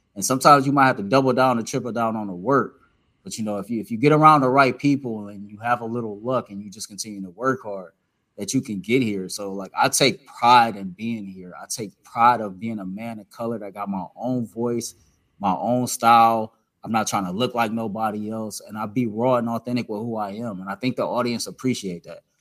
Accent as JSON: {"language": "English", "town": "Cleveland", "region": "Ohio", "country": "United States", "tie": "born or raised there", "said": "I'm from the inner city of Cleveland, Ohio, and I get to cover sports in the same city that I grew up cheering for these teams"}